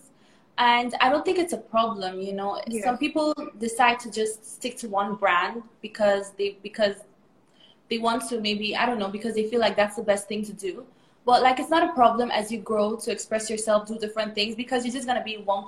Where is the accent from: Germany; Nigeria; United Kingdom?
Nigeria; So I grew up in Nigeria, actually. Like, I've been in Nigeria for almost all my life.